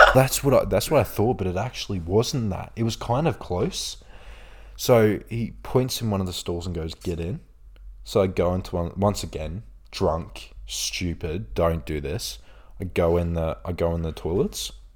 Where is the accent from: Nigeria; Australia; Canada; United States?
Australia; also born or lived in Bradford, England; I'm from Australia, I'm from here, like, it's a nice place